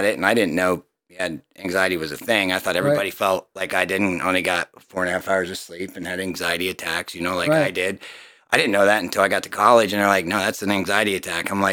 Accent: Jersey Shore, Pennsylvania, United States; also born or lived in Delaware; now in Mifflinburg, United States; from Jersey Shore, Pennsylvania. I grew up in that town

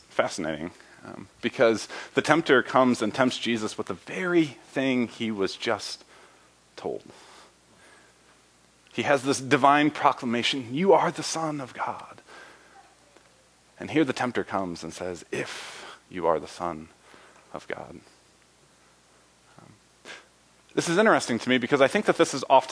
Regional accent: Indiana, United States; I grew up in Indiana

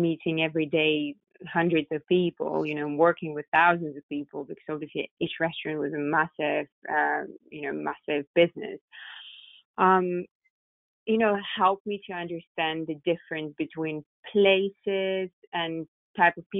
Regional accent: Moscow, Russia; now in London, United Kingdom; I was born and raised in Moscow

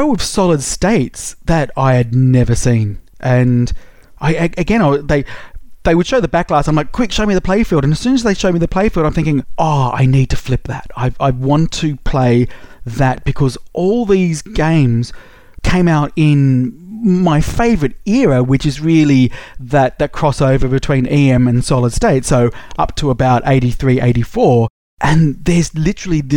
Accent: Australia; I'm Australian

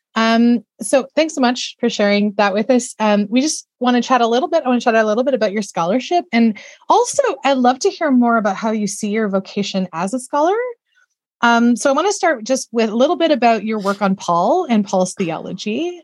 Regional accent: Austin, Texas, United States; Austin, where I'm from, my hometown

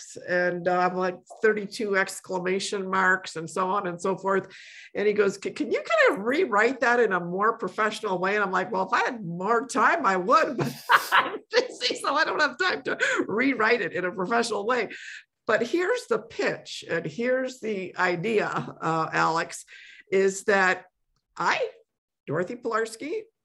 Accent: Poland; moved away; I was born in Poland

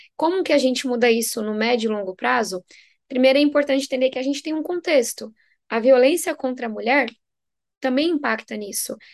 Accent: São Paulo, Brazil; venho da periferia de São Paulo, sou filha de nordestinos

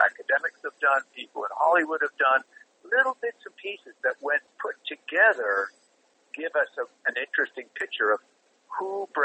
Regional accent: Montreal, Quebec, Canada; Growing up in Montreal, Canada, I mean, there was a fair amount of ribbing as a kid around Halloween

